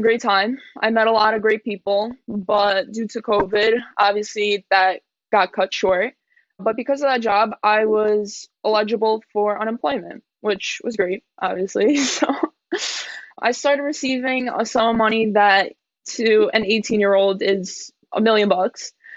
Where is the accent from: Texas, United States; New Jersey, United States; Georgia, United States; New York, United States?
New York, United States; I'm from New York. My parents came here at a very young age from Poland